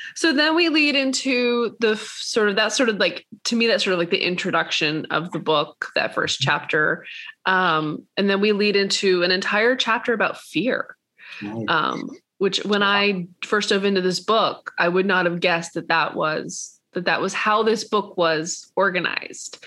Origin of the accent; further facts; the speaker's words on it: Atlanta, Georgia, United States; I was raised in Atlanta, Georgia.